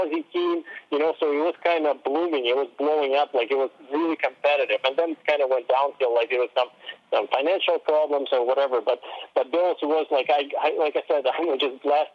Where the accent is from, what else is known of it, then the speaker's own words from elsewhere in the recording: Russia; moved away; I was from Russia